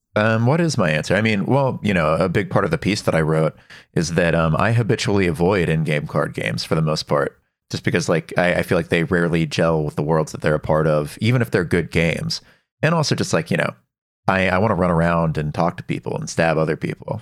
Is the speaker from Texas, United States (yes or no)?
yes; Dallas, Texas, United States; I grew up in Texas, in Dallas